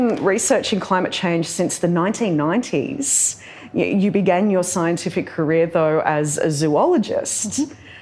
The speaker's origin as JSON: {"language": "English", "area": "Darug and Gundungurra country", "region": "New South Wales", "country": "Australia", "tie": "born or raised there", "said": "I was born and raised on Darug and Gundagata country"}